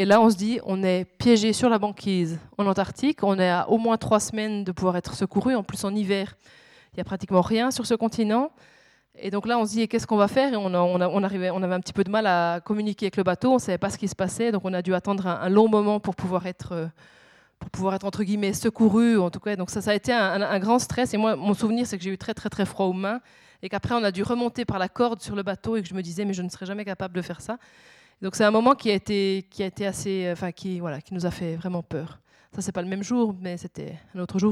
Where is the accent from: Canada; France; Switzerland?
Switzerland; je suis suisse